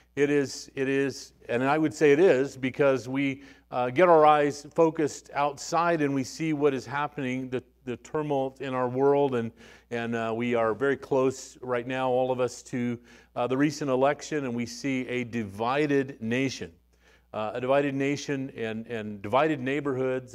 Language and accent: English; Arizona, United States; moved away; also born or lived in West Texas; I was born in West Texas, and, uh, you know, but raised mostly in Arizona, but all of these West Texans were around me